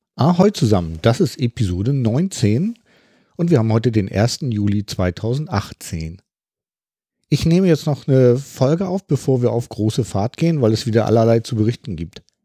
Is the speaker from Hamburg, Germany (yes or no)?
yes; Hamburg, Germany; ich bin ja aus dem Norden von Hamburg